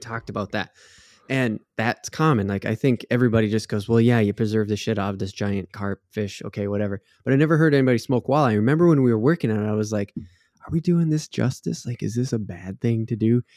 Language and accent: English; Minnesota, United States; growing up in Minnesota, that's something you get, a lot of people get taught from an age, from a young age